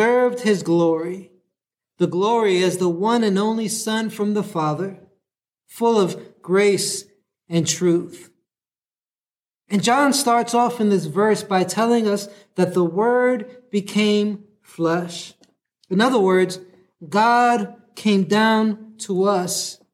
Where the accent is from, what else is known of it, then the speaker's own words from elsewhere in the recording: New York City, New York, United States; now in San Diego, United States; I'm from New York City